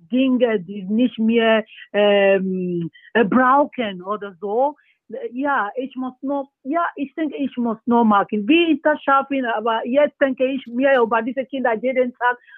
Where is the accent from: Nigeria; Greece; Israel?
Nigeria; German is a second language; Ja, bei uns in Nigeria, es gibt so viele Talente, ne? Aber jedes Mal, wenn ich nach Nigeria gehe, ich sehe diese, so viele Jungs, junge Leute